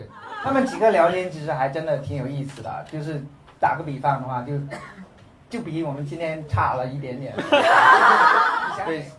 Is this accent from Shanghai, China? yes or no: no; Guangxi, China; 我是广西人